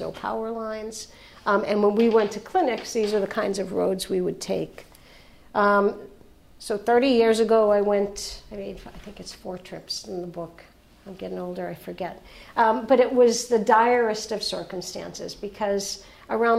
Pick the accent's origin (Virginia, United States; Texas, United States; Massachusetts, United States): Massachusetts, United States; Boston; I'm a nurse from Boston